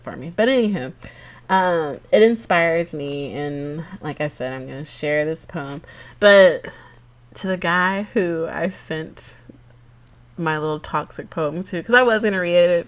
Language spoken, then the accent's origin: English; Georgia, United States; I'm from Georgia